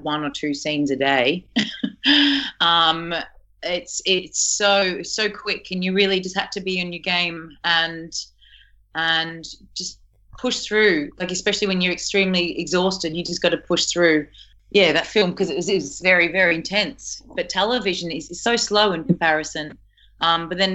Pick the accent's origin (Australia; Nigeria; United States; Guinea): Australia; Geelong, Victoria; my hometown of Geelong